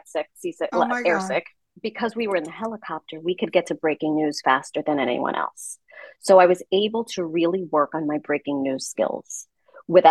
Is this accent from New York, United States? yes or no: yes; New York City, New York, United States; I'm from the Bronx